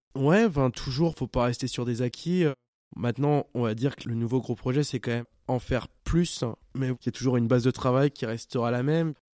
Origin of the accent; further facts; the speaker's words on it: Champagne, Grand Est, France; je viens de Champagne